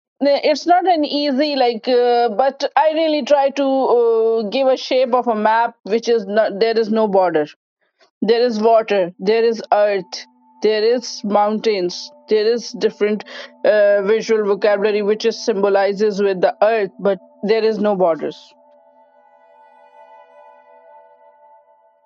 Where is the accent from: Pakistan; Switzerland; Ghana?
Pakistan; moved away as an adult; now in Kinsale, Ireland; I feel like Irish-Pakistani, Pakistani-Irish.